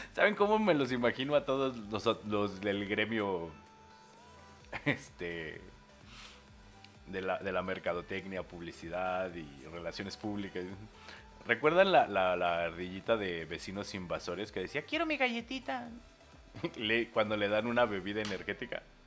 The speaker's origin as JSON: {"language": "Spanish", "country": "Mexico", "said": "en México sí aplicamos la de jacuna Matata"}